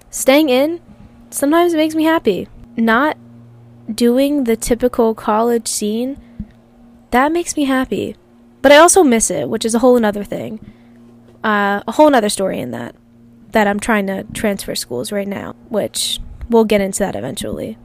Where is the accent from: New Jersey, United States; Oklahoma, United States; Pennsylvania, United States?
Pennsylvania, United States; Philadelphia; moved away as an adult; also born or lived in Calabria, Italy (ancestry); now in California, United States; I grew up in the city of Philadelphia, and then I moved outside when I was about twelve